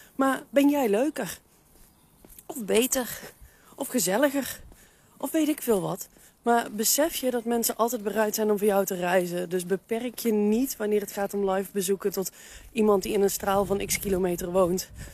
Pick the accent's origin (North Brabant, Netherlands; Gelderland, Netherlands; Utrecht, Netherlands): North Brabant, Netherlands; Veldhoven; moved away as an adult; now in Nijmegen, Netherlands; Veldhoven is ook de plek waar ik opgegroeid ben. Daar heb ik de eerste 30 jaar van mijn leven gewoond